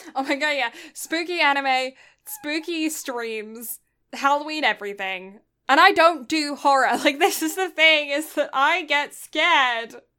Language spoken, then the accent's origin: English; United Kingdom; I'm British